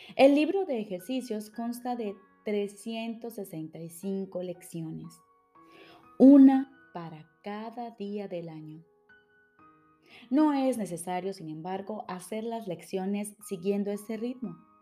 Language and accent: Spanish; Colombia; now in Switzerland; Soy psicóloga, colombiana, radicada en Suiza